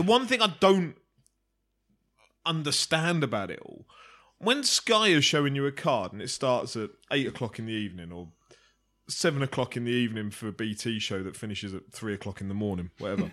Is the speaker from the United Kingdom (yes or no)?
yes; United Kingdom; as a Brit